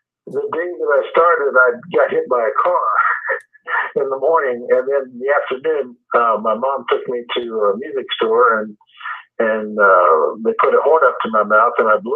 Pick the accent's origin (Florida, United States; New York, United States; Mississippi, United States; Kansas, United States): Kansas, United States; Wichita; moved away as an adult; now in Denver, United States; we're from Wichita, Kansas. That's where we grew up